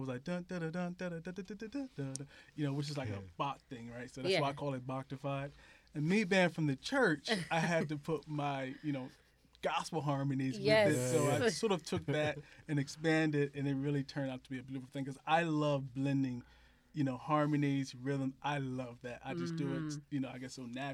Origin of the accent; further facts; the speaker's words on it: Philadelphia, Pennsylvania, United States; I'm from Philadelphia